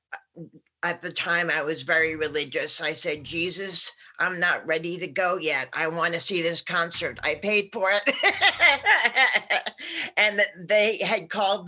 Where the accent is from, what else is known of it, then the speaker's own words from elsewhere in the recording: New York, United States; when I was growing up in New York